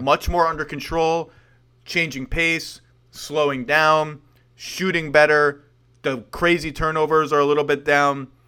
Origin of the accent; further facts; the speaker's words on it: New York, United States; I've grown as, as a New Yorker, as a proper New Yorker, which I will still claim, even though I'm now a suburban loser